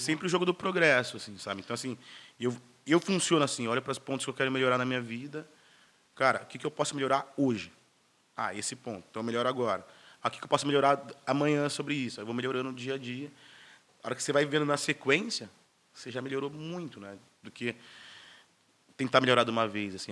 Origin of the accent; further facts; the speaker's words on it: Campinas, São Paulo, Brazil; sou de Campinas, duas horas e meia de Santos